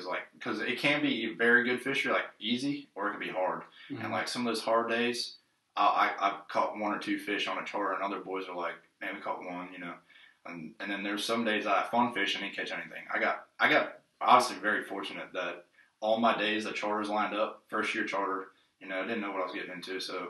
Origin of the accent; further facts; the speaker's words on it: North Carolina, United States; also born or lived in Baltimore, Maryland; I got into fishing the first day that I think we moved to North Carolina. I'm originally from Baltimore, Maryland, so I moved here when I was 3.